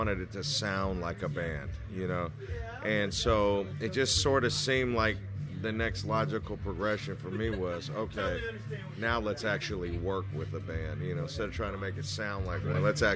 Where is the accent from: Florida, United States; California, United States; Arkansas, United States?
California, United States; Berkeley; also born or lived in Davis, California; I'm from Berkeley, but when I went to Davis